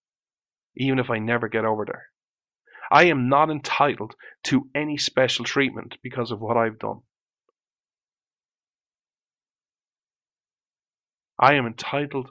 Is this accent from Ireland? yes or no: yes; Ireland; I was born in Ireland